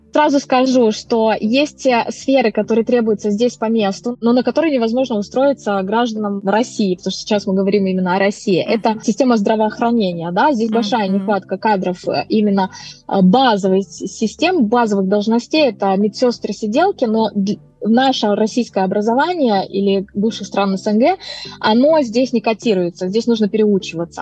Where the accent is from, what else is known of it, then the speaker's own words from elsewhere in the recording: Moldova; moved away as an adult; now in Norway; Я сама из Молдавии